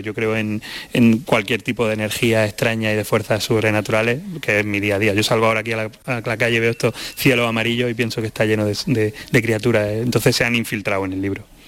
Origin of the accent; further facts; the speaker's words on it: Andalusia, Spain; estos diminutivos y estas abreviaciones y estas interjecciones de mi tierra